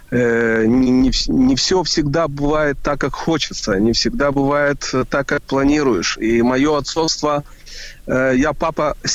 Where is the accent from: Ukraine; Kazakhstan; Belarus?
Ukraine; Kyiv; now in Israel; мы из Киева переехали э, в Израиль. Я вспомнил, когда я жил в Киеве